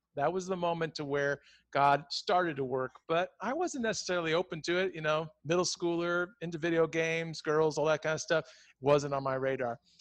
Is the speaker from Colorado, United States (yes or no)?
yes; Colorado, United States; I grew up in Colorado